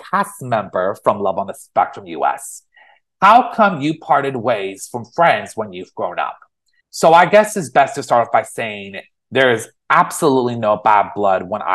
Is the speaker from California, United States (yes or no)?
yes; San Francisco Bay Area, California, United States; moved away as an adult; also born or lived in Los Angeles; I grew up in the San Francisco Bay Area all my life.